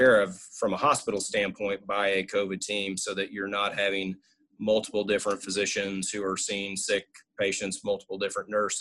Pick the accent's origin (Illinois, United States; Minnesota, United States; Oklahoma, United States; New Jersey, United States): Oklahoma, United States; Woodward; moved away as an adult; now in Stillwater, United States; move back to my hometown of Woodward